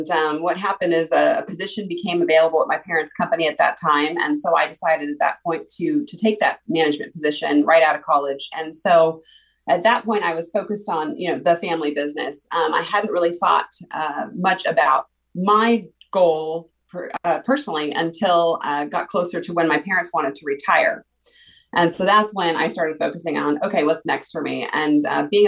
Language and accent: English; Camarillo, California, United States; I was born and raised right here in Camarillo